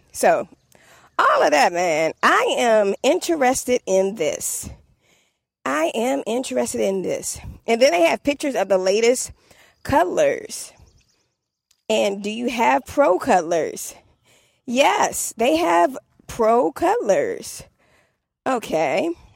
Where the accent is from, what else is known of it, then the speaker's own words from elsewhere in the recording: Washington, District of Columbia, United States; accent: DC; my D C accent